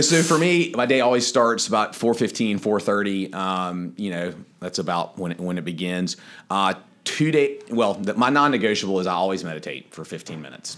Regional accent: Wilmington, North Carolina, United States; moved away as an adult; now in Charleston, United States; I grew up in Wilmington, North Carolina

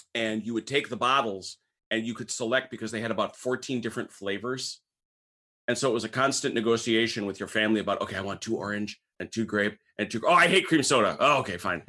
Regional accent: St. Francis, Wisconsin, United States; my hometown, Saint Francis, Wisconsin

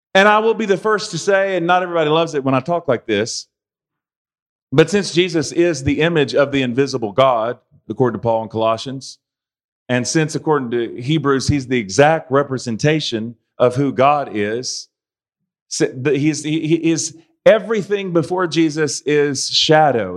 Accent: United States; I'm an American

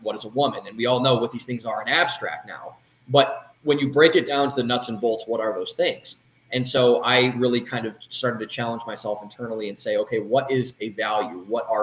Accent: Cleveland, Ohio, United States; moved away as an adult; also born or lived in Columbus, Ohio / Boston, Massachusetts; now in Austin, United States; I was born in Cleveland, Ohio, was raised up there for the first 18 years of my life

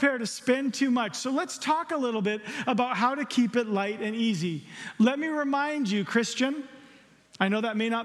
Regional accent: the South, United States; I'm from the South

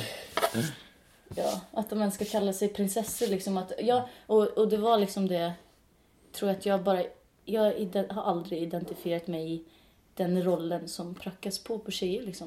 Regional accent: Norway; Swedish is a second language; now in Sweden; Jag är norsk

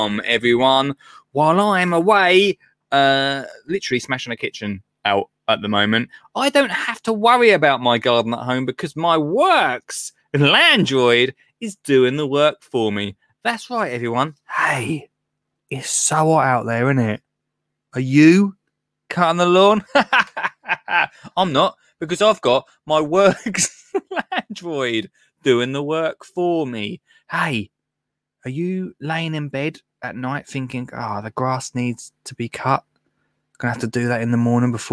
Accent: Colchester, East of England, United Kingdom; born or raised there

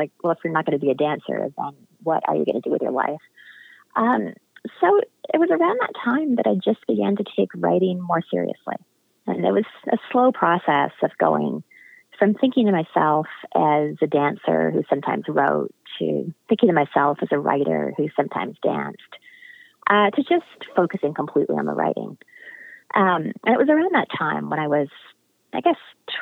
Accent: Western Canada, British Columbia, Canada; I grew up in Western Canada and British Columbia.

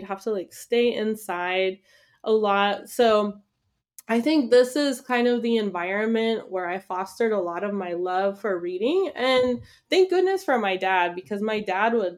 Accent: Los Angeles, California, United States; So I grew up in Los Angeles.

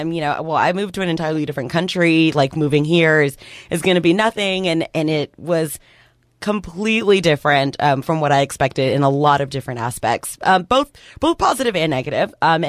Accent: Texas, United States; also born or lived in New Jersey; So I was actually born in New Jersey, which is super weird. Yeah. And then I grew up in Texas for forever, went to school, got my my television news degree, and then promptly went to South Korea like the following February.

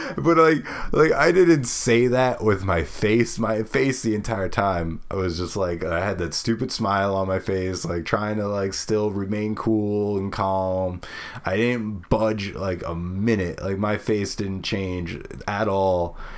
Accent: Brooklyn, New York, United States; We're talking about how the pizza's great and how she's from Queens and I'm from Brooklyn.

